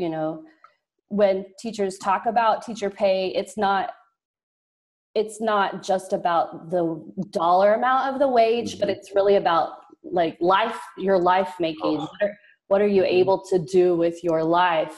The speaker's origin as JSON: {"language": "English", "region": "rural southeast Oklahoma", "country": "United States", "tie": "born or raised there", "also_born_or_lived": "Texas"}